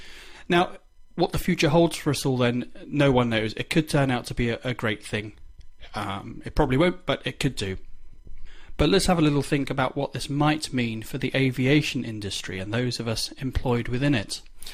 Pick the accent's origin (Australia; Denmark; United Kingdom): United Kingdom; me as a Brit